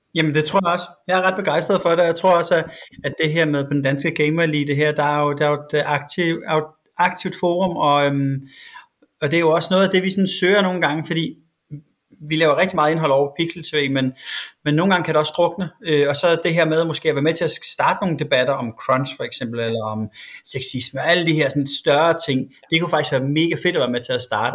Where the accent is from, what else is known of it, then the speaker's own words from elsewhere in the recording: Svendborg, Southern Denmark, Denmark; jeg var fra Svendborg